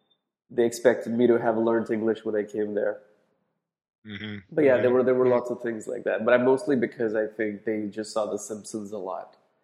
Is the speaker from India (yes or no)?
yes; India; moved away as an adult; I grew up in India and then I went to San Diego to go to college.